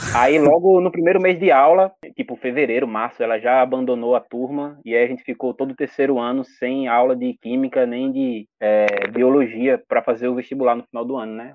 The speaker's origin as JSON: {"language": "Portuguese", "town": "Olinda", "region": "Pernambuco", "country": "Brazil", "tie": "born or raised there", "said": "eu sou natural da Ilha do Rato, que é uma favela lá de Olinda, Pernambuco, nascido e criado"}